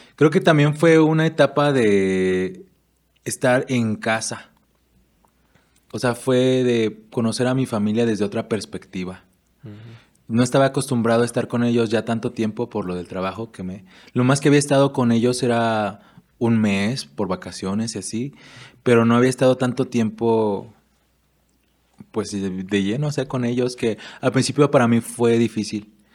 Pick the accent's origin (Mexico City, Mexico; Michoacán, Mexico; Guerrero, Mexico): Michoacán, Mexico; Erongarícuaro; also born or lived in Guadalajara, Jalisco; yo de verdad me siento afortunado de haber nacido y crecido aquí en Eronga